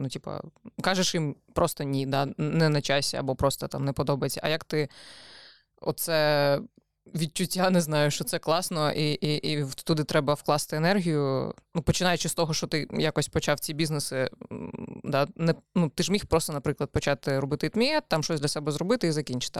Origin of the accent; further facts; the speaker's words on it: Odesa, Odesa Oblast, Ukraine; я виросла в Одесі.